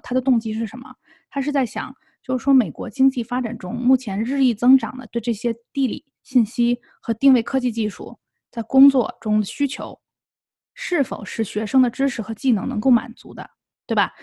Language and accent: Chinese; China; now in United States; 我们作为中国人，啊，作为亚裔啊，华裔在美国